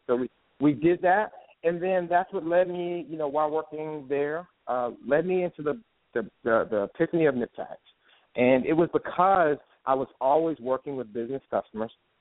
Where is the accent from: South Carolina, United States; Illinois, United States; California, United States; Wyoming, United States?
South Carolina, United States; Spartanburg; I grew up in Spartanburg, South Carolina.